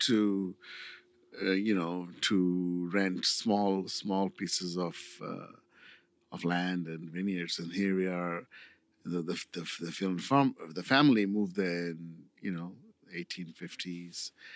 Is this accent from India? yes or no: yes; India; now in Cambria, United States; I'm from India